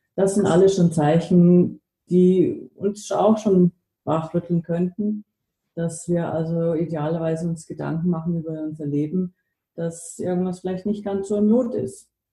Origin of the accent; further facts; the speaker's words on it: Germany; also born or lived in United States; now in Austria; Ich bin in den USA geboren, in Deutschland aufgewachsen, lebe jetzt in Österreich.